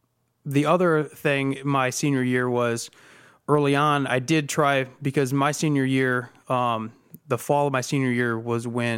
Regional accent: Toledo, Ohio, United States; I grew up in West Toledo, Washington local schools my entire life, and really have lived in this area

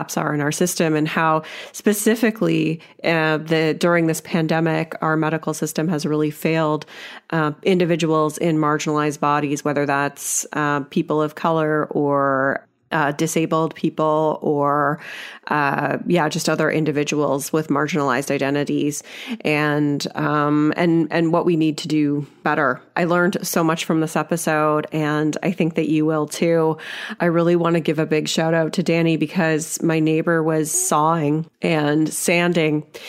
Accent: Canada; as like a Canadian white girl here

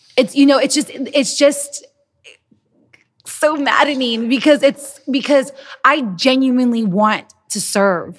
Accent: United States; we're American

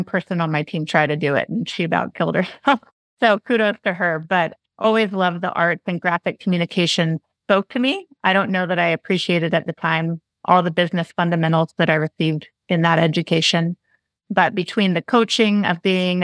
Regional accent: Yuba City, California, United States; also born or lived in Monterey, California; I grew up in Yuba City and then went to high school on the coast in Monterey.

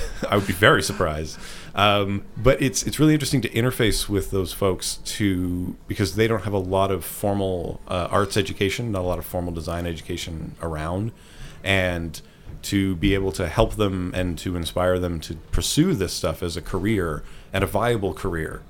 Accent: Ottawa, Ontario, Canada; I'm from Ottawa, which is the smaller of the Canadian cities people may have heard about

